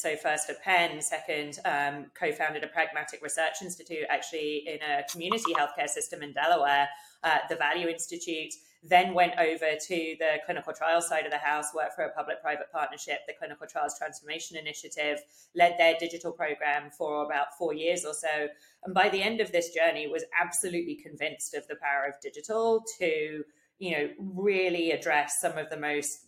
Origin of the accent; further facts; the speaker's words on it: United Kingdom; moved away as an adult; now in United States; growing up in the UK